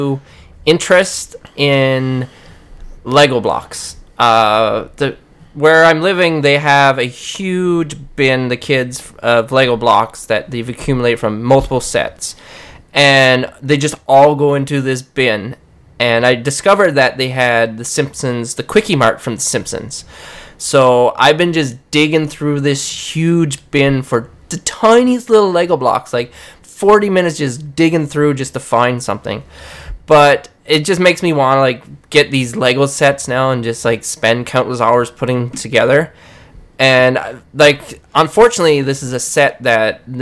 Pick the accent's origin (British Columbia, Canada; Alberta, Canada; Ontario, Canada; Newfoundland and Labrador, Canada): Newfoundland and Labrador, Canada; I'm from Newfoundland